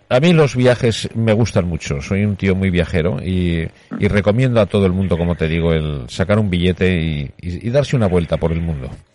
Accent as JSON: {"language": "Spanish", "country": "Spain", "said": "lo orgulloso que estoy de, de mi tierra, de mi gente, de, de donde estoy"}